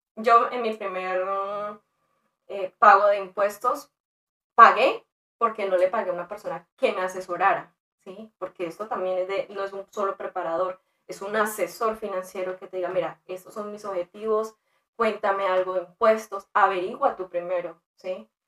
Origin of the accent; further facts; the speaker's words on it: Colombia; moved away as an adult; now in United States; en mi país eh, yo estudié negocios, trabajaba con empresas como el SENA, Bavaria, Fenalco